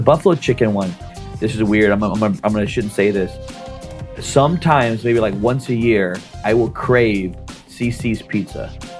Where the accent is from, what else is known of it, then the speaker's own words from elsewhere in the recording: Chicago, Illinois, United States; But I'm from Chicago.